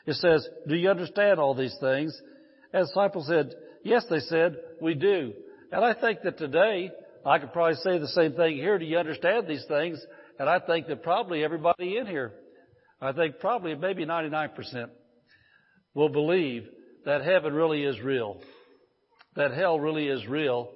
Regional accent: Indiana, United States; moved away as an adult; I grew up in a fishing family. We grew up back in Indiana. I grew up. I lived there 54 years, so I guess I did grow up there.

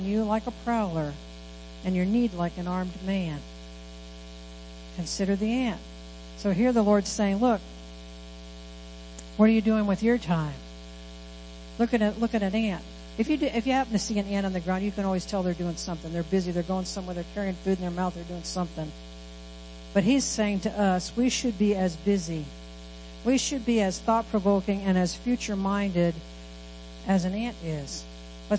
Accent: Midwest, United States; moved away; we come from the Midwest where there's cornfields, wheat fields, soybean fields.

